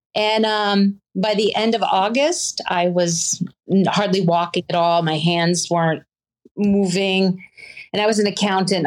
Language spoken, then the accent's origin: English; the South, United States; moved away; also born or lived in Virginia / North Carolina; I was from the South originally.